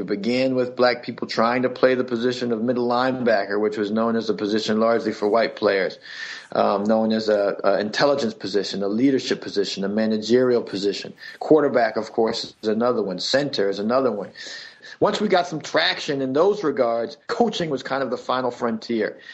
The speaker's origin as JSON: {"language": "English", "town": "Washington", "region": "District of Columbia", "country": "United States", "tie": "born or raised there", "said": "I grew up in Washington D.C. area"}